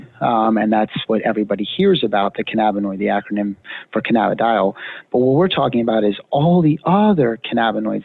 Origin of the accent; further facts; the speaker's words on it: Pennsylvania, United States; moved away; I'm actually from Pennsylvania originally.